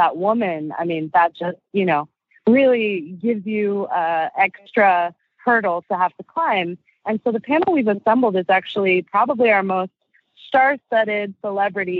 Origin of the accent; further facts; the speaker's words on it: Arizona, United States; now in Washington, D.C., United States; being Asian American and mixed and growing up in Arizona